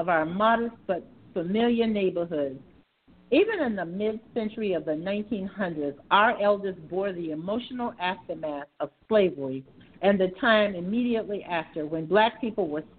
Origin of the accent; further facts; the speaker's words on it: Savannah, Georgia, United States; I grew up in Savannah in the 1950s